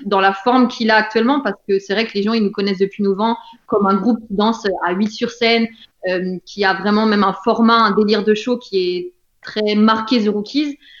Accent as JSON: {"language": "French", "country": "France"}